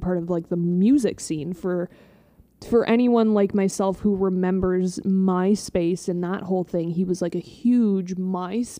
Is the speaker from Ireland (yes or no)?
no; Canada; we're Canadian